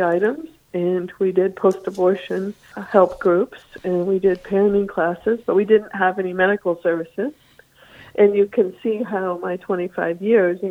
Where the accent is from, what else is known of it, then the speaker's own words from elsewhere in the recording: California, United States; moved away as an adult; now in Massachusetts, United States; I moved to Massachusetts. We're originally from California, actually.